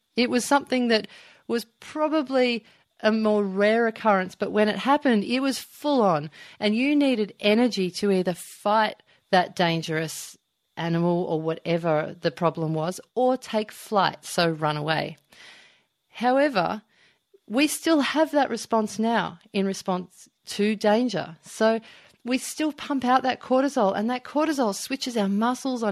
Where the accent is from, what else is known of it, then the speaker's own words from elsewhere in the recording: Melbourne, Victoria, Australia; now in Byron Bay, Australia; I live up in Byron Bay. I'm originally from Melbourne.